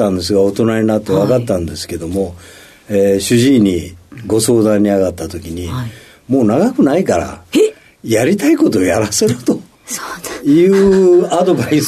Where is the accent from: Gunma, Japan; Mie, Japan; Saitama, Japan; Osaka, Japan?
Osaka, Japan; Sennan; also born or lived in Habikino, Osaka; 大阪府のですね、泉南というところで、ね。